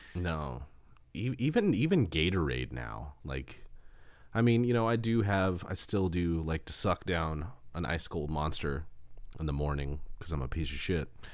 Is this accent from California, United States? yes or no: yes; Los Angeles, California, United States; also born or lived in Arizona / Seattle; Los Angeles, the San Fernando Valley is, is, is my hometown.